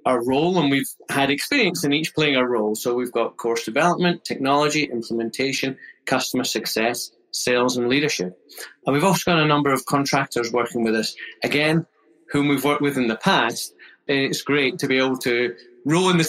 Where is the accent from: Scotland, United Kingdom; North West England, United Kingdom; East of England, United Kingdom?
Scotland, United Kingdom; moved away; you might guess from the accent, I'm originally from Scotland, a Scottish chartered accountant